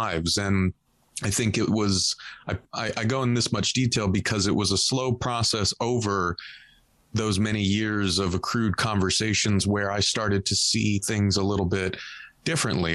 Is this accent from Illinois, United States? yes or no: no; Southern California, United States; I grew up in Southern California, very Catholic